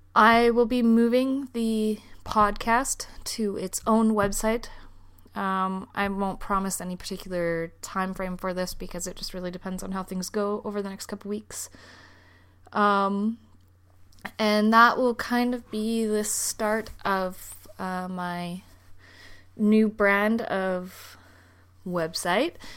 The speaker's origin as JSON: {"language": "English", "country": "Canada", "moved": "as an adult", "lives_now": "Denmark", "said": "I am a Canadian who is living in Denmark."}